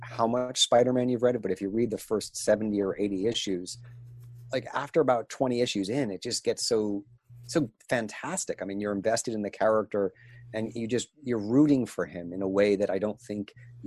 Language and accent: English; New England, United States; also born or lived in New Hampshire; I grew up in Maine and New Hampshire